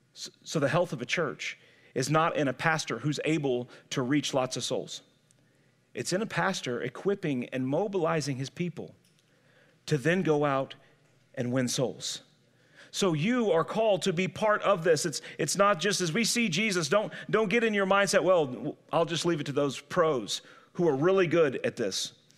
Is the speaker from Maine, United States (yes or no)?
no; St. Louis, Missouri, United States; I grew up in Saint Louis, but I had great-grandparents who lived in the sticks in Alabama.